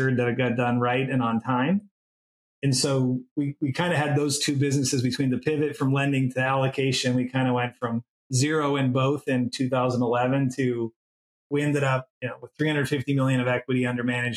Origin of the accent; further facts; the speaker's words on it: North Dakota, United States; now in Houston, United States; I'm from North Dakota originally